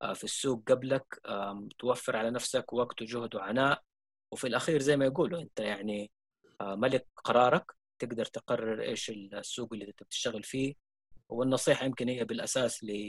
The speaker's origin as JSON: {"language": "Arabic", "country": "Saudi Arabia", "said": "عندنا في السعوديه"}